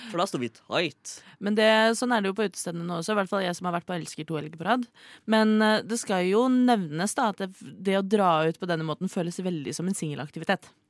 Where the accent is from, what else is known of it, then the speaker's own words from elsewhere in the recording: Oslo, Eastern Norway, Norway; fra Oslo, jeg er fra Oslo.